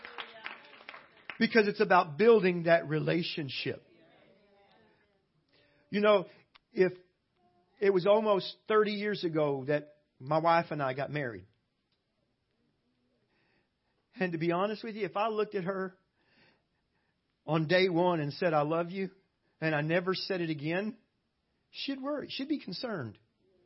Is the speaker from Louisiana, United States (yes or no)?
yes; South Louisiana, United States; moved away as an adult; now in Cyprus; I was raised way down in South Louisiana, below New Orleans, way down there